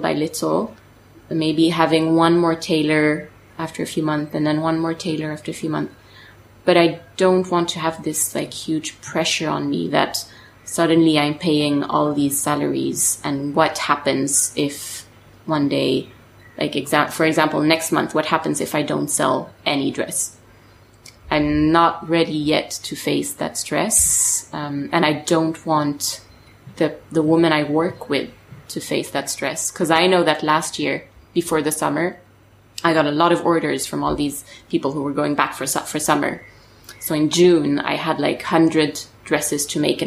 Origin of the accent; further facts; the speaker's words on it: suburbs of Paris, Île-de-France, France; English is a second language; I grew up actually in the suburbs of Paris